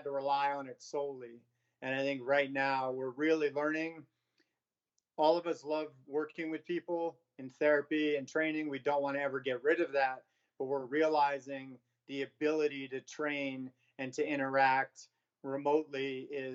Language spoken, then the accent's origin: English; New York, United States; moved away as an adult; now in San Diego, United States; I'm from New York originally, moved to San Diego about 15 years ago